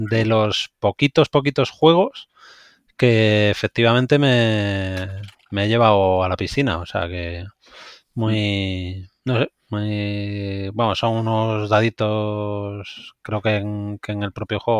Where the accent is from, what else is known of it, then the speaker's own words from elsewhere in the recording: Cádiz, Andalusia, Spain; yo soy de Cádiz